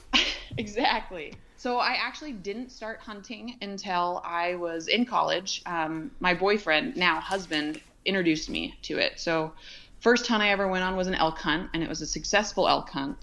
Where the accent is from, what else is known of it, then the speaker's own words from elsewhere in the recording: Ventura, California, United States; I was born and raised in Ventura, California